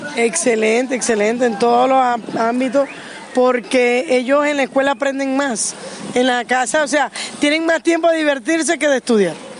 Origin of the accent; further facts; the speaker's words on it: Venezuela; moved away; nosotros que somos venezolanos